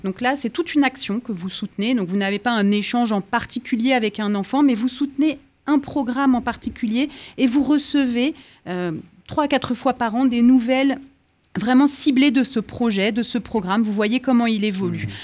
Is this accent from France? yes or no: yes; France; chez nous en France